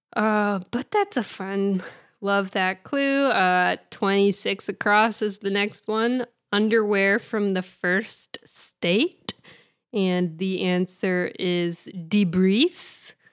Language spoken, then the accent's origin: English; Indiana, United States; I'm from Indiana